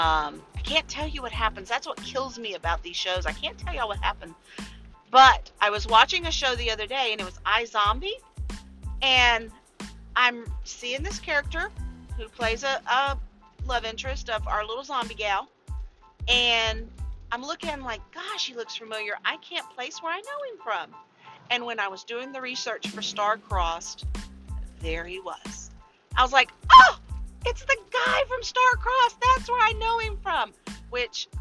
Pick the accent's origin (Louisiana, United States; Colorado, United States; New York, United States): Louisiana, United States; I am from Louisiana